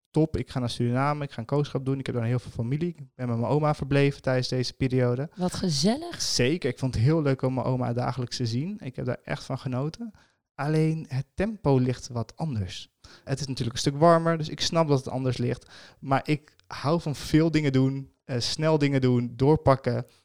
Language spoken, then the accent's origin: Dutch; Amsterdam, North Holland, Netherlands; Wat denk je zelf? Ik kom uit Amsterdam, hè?